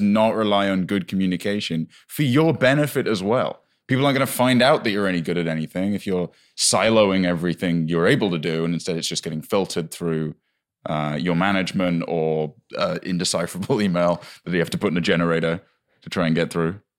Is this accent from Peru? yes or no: no; United Kingdom; moved away; we moved in and it was near my hometown